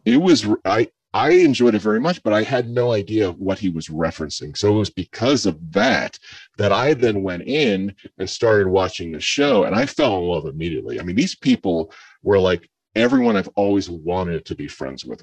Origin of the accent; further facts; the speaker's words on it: mid coast area in Maryland, Virginia, Mid-Atlantic, United States; I grew up not in the Northeast, but in the in the mid coast area in Maryland, Virginia, and we grew up around crabs